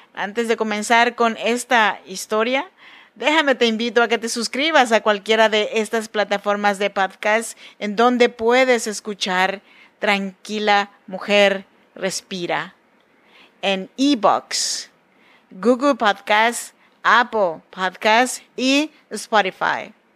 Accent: Oaxaca, Mexico; now in Sacramento, United States; Soy nacida en Oaxaca, México, en la región de Chinantecos

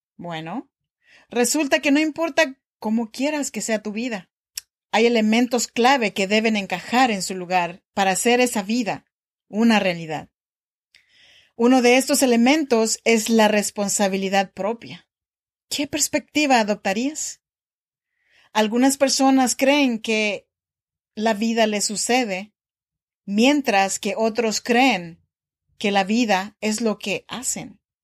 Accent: Oaxaca, Mexico; now in Sacramento, United States; yo soy mexicana de Oaxaca

